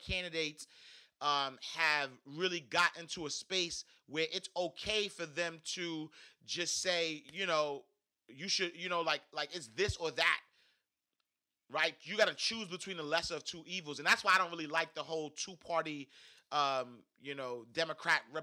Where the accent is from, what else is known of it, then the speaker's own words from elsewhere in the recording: New York City, New York, United States; I'm from Harlem, New York